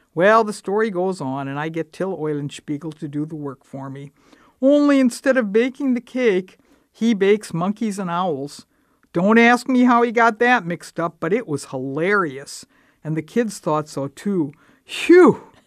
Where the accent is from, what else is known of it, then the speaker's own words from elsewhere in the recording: Dubuque, Iowa, United States; also born or lived in Texas; I grew up in Dubuque